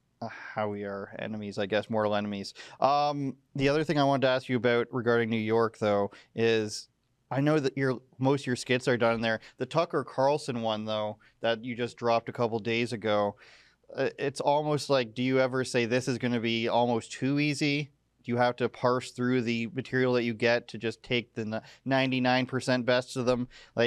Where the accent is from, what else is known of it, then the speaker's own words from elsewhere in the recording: Oshawa, Ontario, Canada; I'm from Oshawa. Whoa, yeah, bro, my hometown.